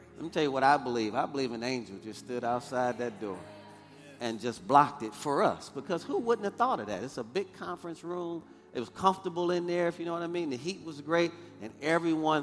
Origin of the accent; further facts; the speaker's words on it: Michigan, United States; moved away; I'm from Michigan, so I'm used to snow and ice